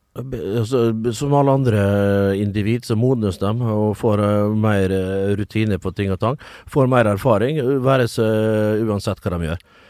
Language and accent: Norwegian; Vestnes, Møre og Romsdal, Norway; moved away; also born or lived in Kristiansand; som vi sier hjemme på Vestnes